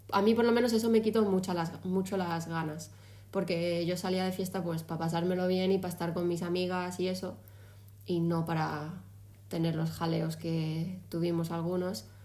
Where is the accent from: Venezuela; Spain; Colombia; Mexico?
Spain; now in Málaga, Spain; antes de eso lo único que había hecho era en la feria de mi pueblo, en el último verano antes de venirme a Málaga, salir en la feria y al chiringuito que hay en la playa con mis colegas.